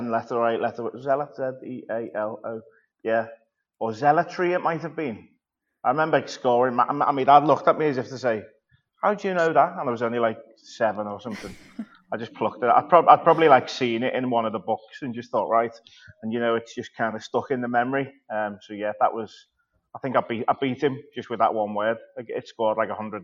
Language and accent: English; Birkenhead, North West England, United Kingdom; at the Birkenhead News, which is where I'm from, just in my hometown.